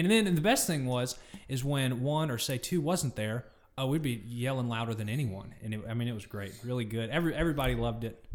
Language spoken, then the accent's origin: English; Georgia, United States; we're all three from Georgia.